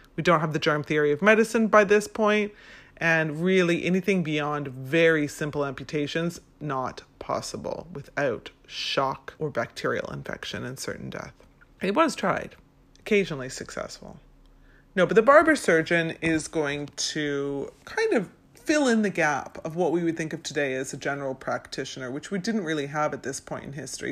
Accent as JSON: {"language": "English", "town": "Vancouver", "region": "British Columbia", "country": "Canada", "moved": "yes", "lives_now": "London, United Kingdom", "said": "I'm originally from Vancouver, Canada"}